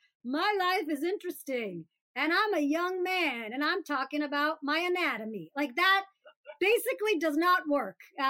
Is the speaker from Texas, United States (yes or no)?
no; Birmingham, Alabama, United States; I grew up in Birmingham, Alabama